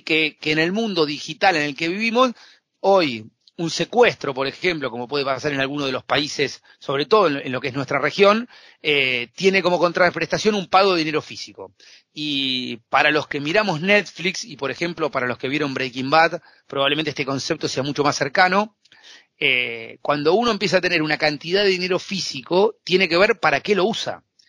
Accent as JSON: {"language": "Spanish", "country": "Argentina", "said": "soy un apasionado de, comer asado como buen argentino"}